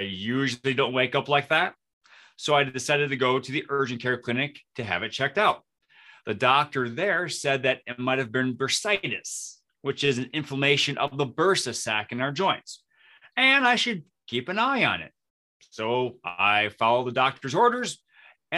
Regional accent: Flint, Michigan, United States; moved away as an adult; now in New Ulm, United States; I grew up in the Flint, Michigan area. And in 2002, I moved to New Ulm, Minnesota

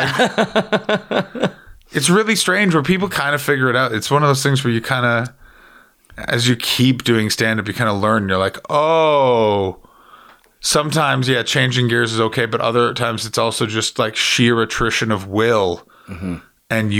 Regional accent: Toronto, Ontario, Canada; you say like, oh, I'm from Toronto, this is where Canada.

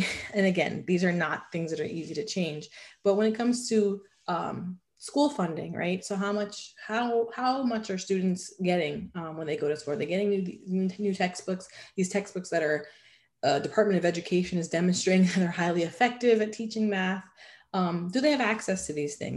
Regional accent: New York City, New York, United States; if I grew up in New York City

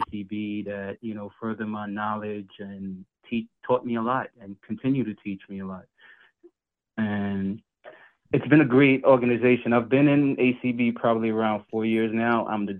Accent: New York City, New York, United States; I'm from Brooklyn. I'm a New Yorker all the way. I'm from the heart of Brooklyn.

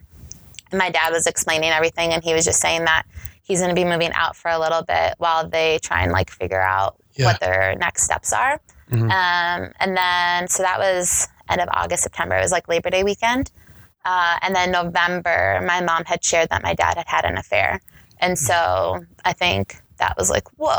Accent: Eagan, Minnesota, United States; also born or lived in Lakeville, Minnesota / Apple Valley, Minnesota; I grew up in Eagan, Napa Valley area. I went to Eastview High School

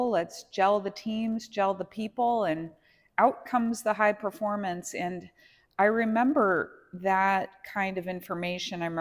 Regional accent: Los Angeles, California, United States; And yeah, I'm from the Los Angeles area

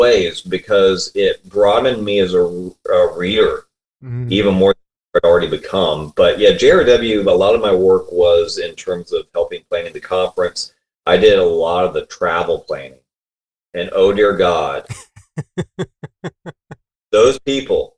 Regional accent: Columbia, South Carolina, United States; moved away as an adult; now in Richmond, United States; We grew up in Columbia, South Carolina, which is the capital there.

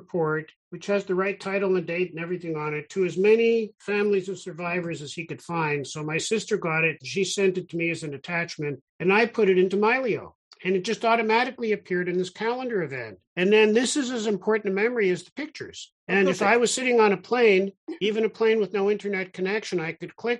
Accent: Toronto, Ontario, Canada; also born or lived in Israel; I grew up in Toronto

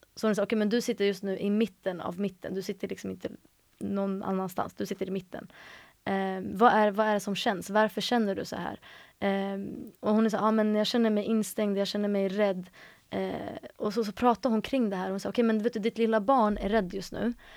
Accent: Stockholm, Stockholm County, Sweden; Jag är uppvuxen i Stockholm, i eh, mellan, eller i Hjulsta första halvan av mitt liv och sen resten av mitt liv är jag uppvuxen i Akalla.

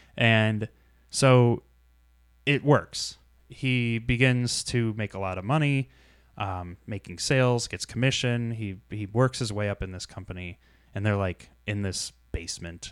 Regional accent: Shelby Township, Michigan, United States; I grew up in Shelby Township.

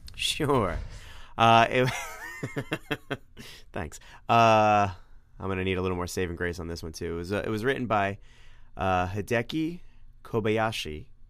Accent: New York, United States; accent: New York (non-rhotic); gotta stop being a New Yorker and actually pronounce my R's.

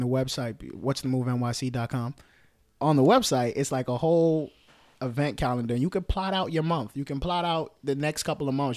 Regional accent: New York City, New York, United States; Bronx, born and raised

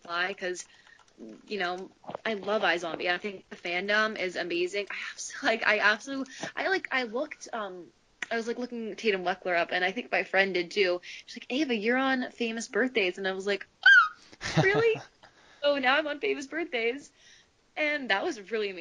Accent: Canada; I'm from Canada

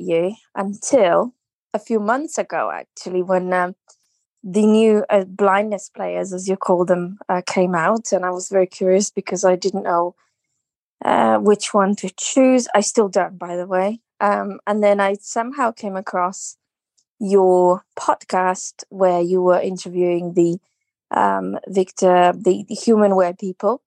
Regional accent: Slovenia; now in United Kingdom; I'm originally from Slovenia, but I live in the U K now.

